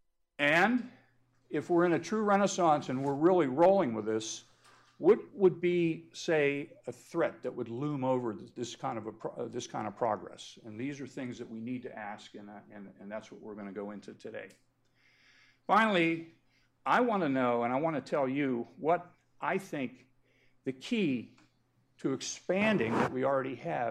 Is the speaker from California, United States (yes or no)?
no; Pennsylvania, United States; in my home state of Pennsylvania